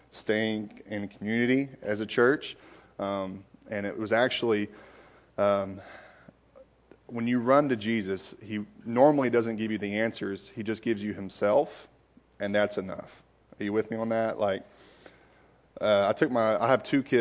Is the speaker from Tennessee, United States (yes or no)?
yes; Knoxville, Tennessee, United States; I am from born and raised in Knoxville